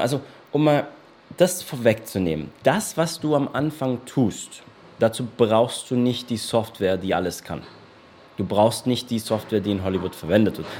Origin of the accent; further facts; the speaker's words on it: Germany; now in Portugal; bei uns in Deutschland